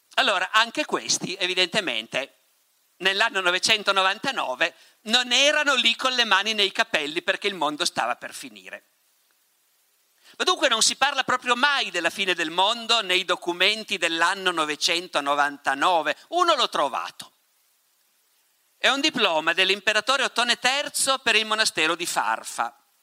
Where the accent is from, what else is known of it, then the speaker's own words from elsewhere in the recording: Piedmont, Italy; sono dalle mie parti questi, in Piemonte